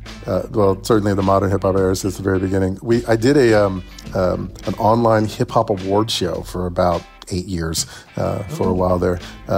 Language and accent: English; Atlanta, Georgia, United States; also born or lived in Chattanooga, Tennessee / Massachusetts; as you can tell by my accent, I'm from Chattanooga, Tennessee, but my earliest memory is arriving in Atlanta on a moving truck at the age of 3. So I think of myself as being from Atlanta.